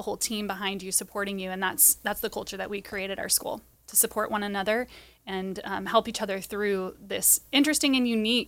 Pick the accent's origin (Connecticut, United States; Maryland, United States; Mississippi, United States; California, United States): California, United States; I grew up in Orange County, but went to San Diego State.